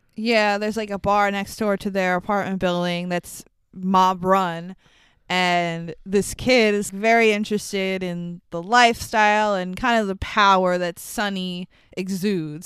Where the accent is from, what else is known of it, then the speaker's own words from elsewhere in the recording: New York City, New York, United States; we live in New York. I grew up in Queens